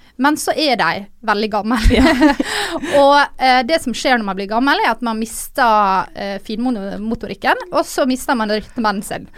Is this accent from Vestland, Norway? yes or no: no; Ålesund, Møre og Romsdal, Norway; moved away; hjemme i Ålesund